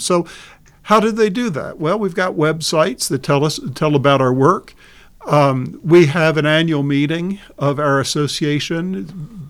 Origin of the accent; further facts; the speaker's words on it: Baltimore, Maryland, United States; growing up in Baltimore, just outside of Baltimore City